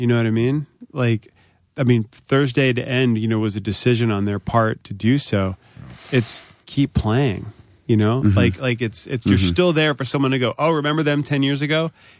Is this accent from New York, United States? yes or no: no; Virginia, United States; You know, like growing up in Virginia, like I remember when … started.